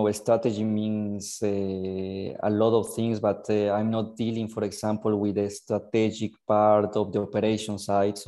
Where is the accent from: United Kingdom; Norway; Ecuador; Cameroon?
Ecuador; moved away as an adult; now in Genoa, Italy; I'm from Ecuador. I was born and raised in Ecuador. I came here in Italy to do my university